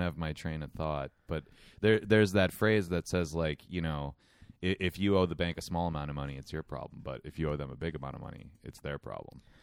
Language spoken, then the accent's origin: English; United States; I'm an American